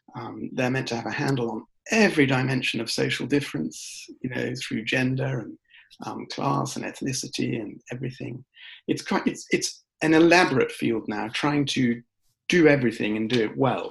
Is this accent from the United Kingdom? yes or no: yes; United Kingdom; I'm British and um, I was raised largely in the UK